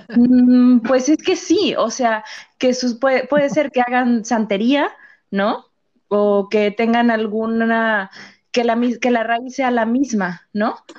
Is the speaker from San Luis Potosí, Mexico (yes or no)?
yes; San Luis Potosí, Mexico; de aquí, de donde yo soy, o sea, si soy de San Luis, pero no de la capital